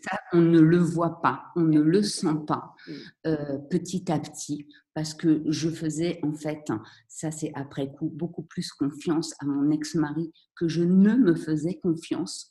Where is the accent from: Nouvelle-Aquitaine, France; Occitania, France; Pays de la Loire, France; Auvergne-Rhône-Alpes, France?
Pays de la Loire, France; Vendée; also born or lived in Paris; now in Morocco; je suis née à Paris, mais mes parents ont rapidement déménagé en Vendée